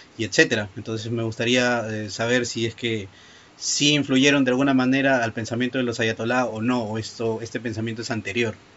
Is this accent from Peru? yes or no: yes; Lima, Peru; yo soy de Lima, en Perú